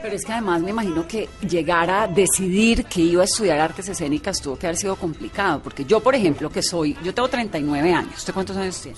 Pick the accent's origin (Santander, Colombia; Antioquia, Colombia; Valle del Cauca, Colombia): Valle del Cauca, Colombia; Cali; moved away as an adult; yo también me fui muy pequeña de Cali, a los 18